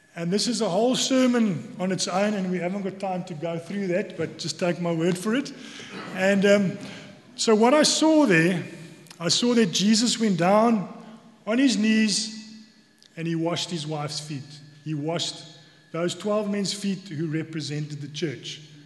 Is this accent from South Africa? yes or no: yes; South Africa; accent: South African; now in Cork, Ireland; you might hear from my accent that I'm from South Africa.